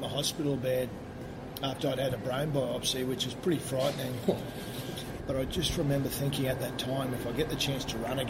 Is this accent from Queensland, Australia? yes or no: yes; Western Queensland, Australia; also born or lived in Mount Isa; I grew up in Western Queensland